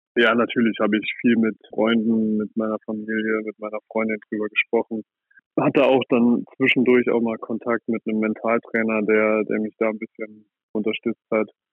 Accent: Saarland, Germany; ich komme aus Salui, aus dem Saarland und ich habe da das Handballspielen gelernt

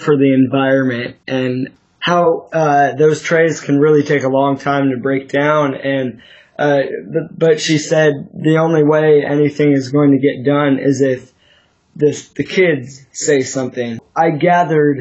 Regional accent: Sacramento, California, United States; I'm 16 years old, still living here in Sacramento, California

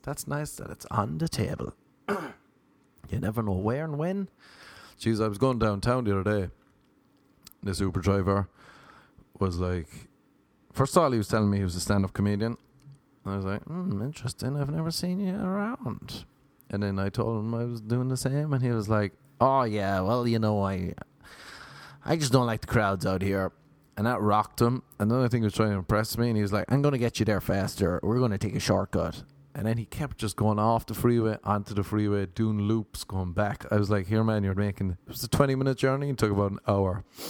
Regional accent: Ireland; moved away as an adult; now in Los Angeles, United States; As an Irish man

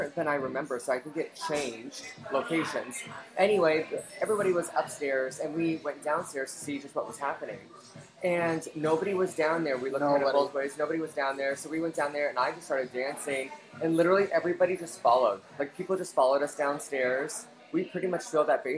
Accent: Denver, Colorado, United States; I was from Denver

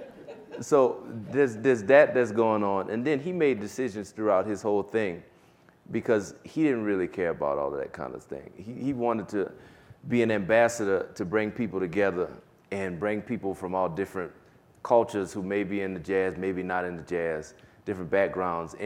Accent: Kenner, Louisiana, United States; moved away as an adult; also born or lived in New York; I grew up in Kenner, Louisiana

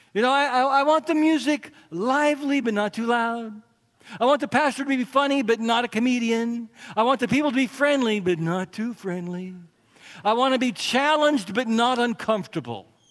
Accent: United States; part of being American

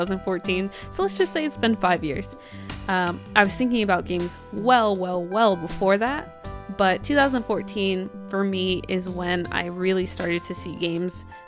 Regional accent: New Jersey, United States; I'm not from New York

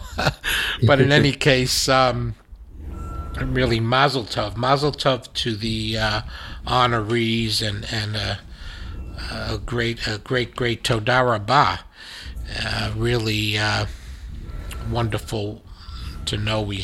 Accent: United States; as an American

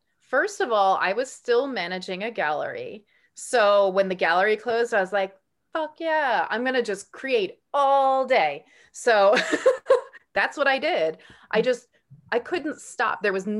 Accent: New York, United States; I grew up in New York. I grew up on Long Island, the South Side, near there's like the barrier beaches

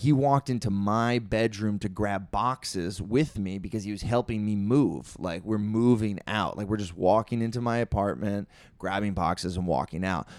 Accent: Maryland, United States; moved away as an adult; also born or lived in Italy; now in Utah, United States; I grew up in Maryland

